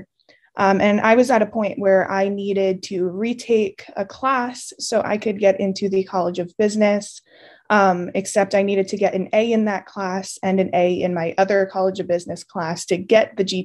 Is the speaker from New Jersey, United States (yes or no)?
yes; Scotch Plains, New Jersey, United States; I'm from Scotch Plains, New Jersey.